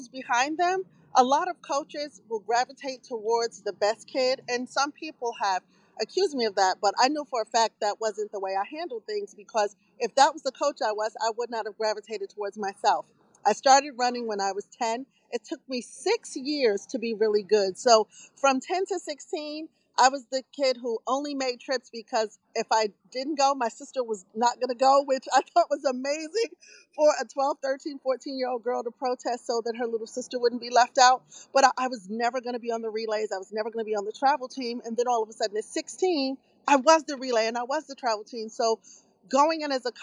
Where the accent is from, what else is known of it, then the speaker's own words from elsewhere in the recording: New York, United States; moved away; also born or lived in Baltimore/Washington D.C.; I'm from Brooklyn.